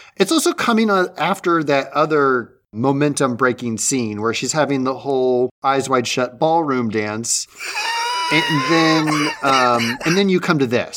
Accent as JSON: {"language": "English", "region": "Midwest", "country": "United States", "tie": "born or raised there", "said": "growing up in the Midwest"}